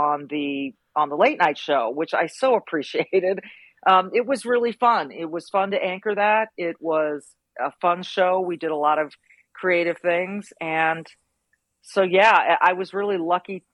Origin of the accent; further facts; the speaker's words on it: Manhattan Beach, California, United States; I grew up in Manhattan Beach, California